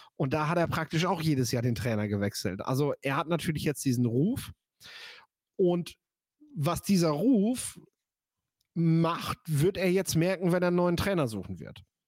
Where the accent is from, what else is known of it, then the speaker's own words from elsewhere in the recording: near Meppen, Lower Saxony, Germany; ich komme ja hier aus der Nähe von Meppen